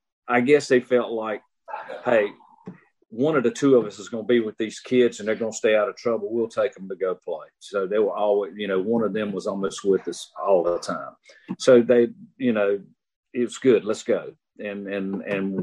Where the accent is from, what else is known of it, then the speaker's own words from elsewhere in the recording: Lenoir County, North Carolina, United States; I grew up in Lenoir County